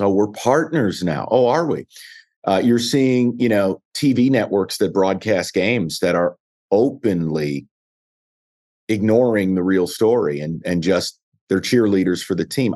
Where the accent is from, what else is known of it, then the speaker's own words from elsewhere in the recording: New York, United States; now in Detroit, United States; I was a kid from New York